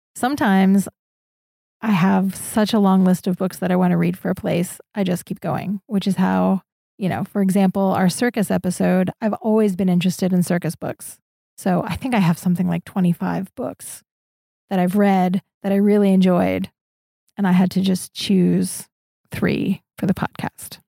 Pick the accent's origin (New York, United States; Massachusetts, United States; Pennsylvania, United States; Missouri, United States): Pennsylvania, United States; Orwigsburg; moved away as an adult; also born or lived in Syracuse / Escondido / San Francisco; now in Prague, Czechia; I grew up in Orwigsburg, Pennsylvania, and I lived there until I was eighteen